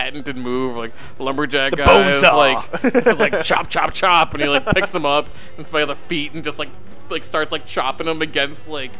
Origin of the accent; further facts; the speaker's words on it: Wisconsin, United States; moved away; I'm from Wisconsin